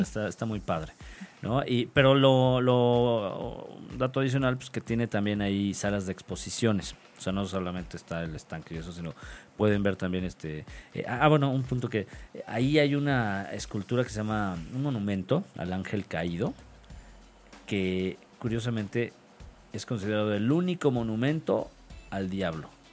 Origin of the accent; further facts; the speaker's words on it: Mexico City, Mexico; de niño, cuando aquí en el DF, en la Ciudad de México